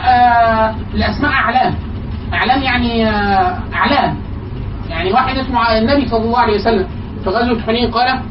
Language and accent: Arabic; Egypt